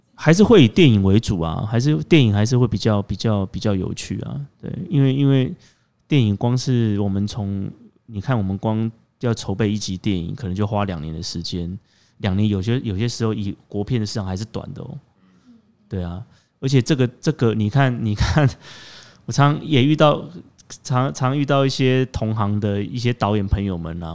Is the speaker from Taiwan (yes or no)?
yes; Taiwan; 尤其又跟我们台湾人民的生活这么契合